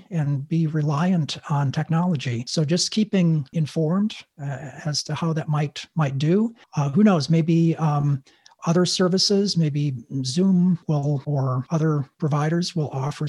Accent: Wisconsin, United States; I grew up in Wisconsin, you know, the upper

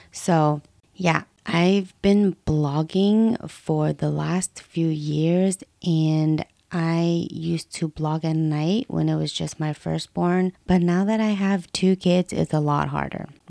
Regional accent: West Coast, United States; I was born and raised in the West Coast, and I'm still here till this day.

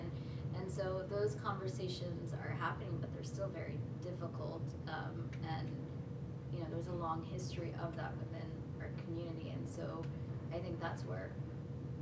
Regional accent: Connecticut, United States; moved away as an adult; also born or lived in Boston / New York; I grew up in Connecticut

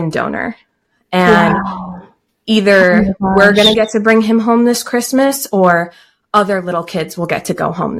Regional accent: Austin, Texas, United States; also born or lived in Alaska; I'm from Austin as well

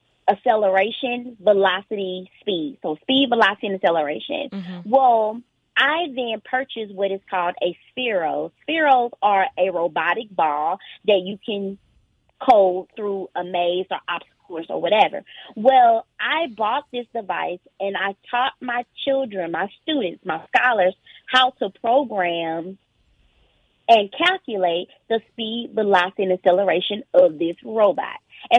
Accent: Lufkin, Texas, United States; I grew up in Lufkin, Texas.

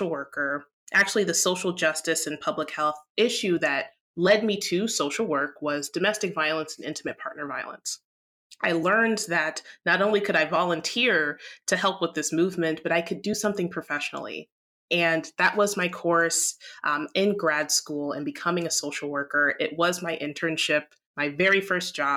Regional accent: Midwest, United States; now in Atlanta, United States; I was raised in the Midwest, but I live in Atlanta, Georgia, and I was born here. So it's a combination of cultures of Midwestern and Southernness.

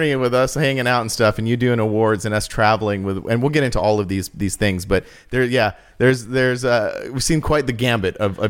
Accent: the High Desert, California, United States; I was born at St. Mary's Hospital. Okay. Yeah. I am like the true definition of a desert rat. I'm like born here. I'm raised here. And now I'm raising my kids here.

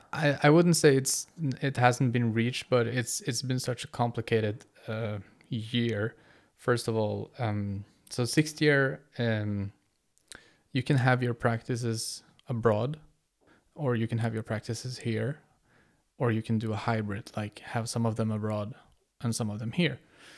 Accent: Norway; English is a second language; I'm a 6-year student here. I'm from Norway, and my parents are originally from Kurdistan.

